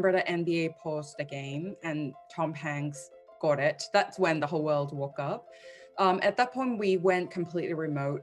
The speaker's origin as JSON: {"language": "English", "country": "Hong Kong", "tie": "born or raised there", "also_born_or_lived": "London", "moved": "as an adult", "lives_now": "New York, United States", "said": "I was born and raised in Hong Kong for the first 2.5 decades. I lived there. Then moved to London to build my career"}